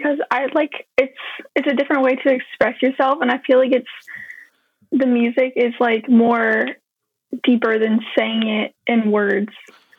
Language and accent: English; Charlottesville, Virginia, United States; I'm from Charlottesville.